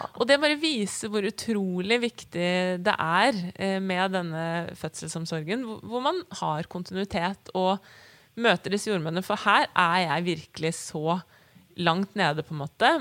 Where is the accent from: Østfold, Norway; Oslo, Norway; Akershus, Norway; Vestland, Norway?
Akershus, Norway; Bærum; Og så ble jeg født på Bærum selv, og vi flytter til Asker om et år